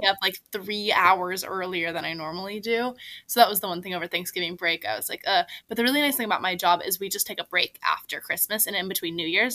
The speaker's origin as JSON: {"language": "English", "town": "Seattle", "region": "Washington", "country": "United States", "tie": "born or raised there", "moved": "as an adult", "lives_now": "Washington, D.C., United States", "said": "I also was a big seasonal depression girly growing up in the Seattle area."}